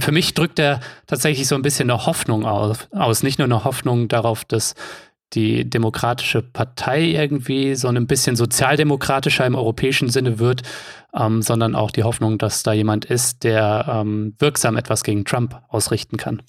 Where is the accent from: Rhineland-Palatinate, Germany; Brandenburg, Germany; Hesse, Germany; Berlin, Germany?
Hesse, Germany; Offenbach am Main; Offenbach ist meine Heimatstadt.